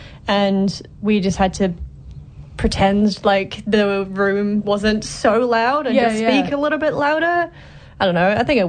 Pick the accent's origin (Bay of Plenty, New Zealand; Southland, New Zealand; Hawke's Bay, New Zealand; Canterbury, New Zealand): Bay of Plenty, New Zealand; Tauranga; now in Hamilton, New Zealand; I'm from Tauranga